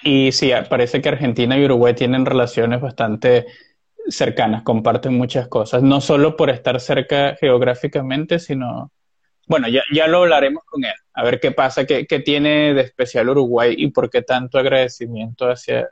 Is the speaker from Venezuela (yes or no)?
yes; Venezuela; Como venezolano que soy